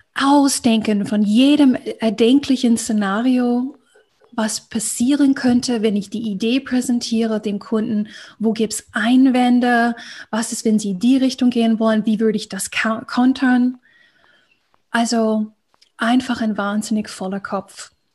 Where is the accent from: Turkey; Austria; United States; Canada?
United States; accent: American; German is a second language; moved away as an adult; ich komme ja aus Amerika, ähm, hört man ganz gut, wenn ich spreche